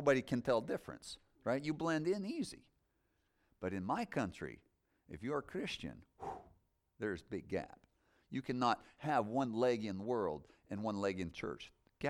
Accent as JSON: {"language": "English", "country": "Moldova", "tie": "born or raised there", "said": "I want to tell my story about growing up in Moldova and some things God did with me."}